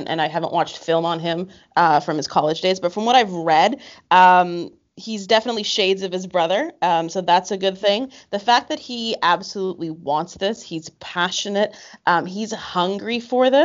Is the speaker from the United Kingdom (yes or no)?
no; Canada; I was from Canada